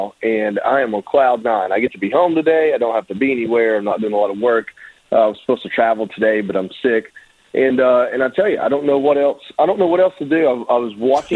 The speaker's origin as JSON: {"language": "English", "region": "Georgia", "country": "United States", "said": "being the guy from Georgia in the platoon"}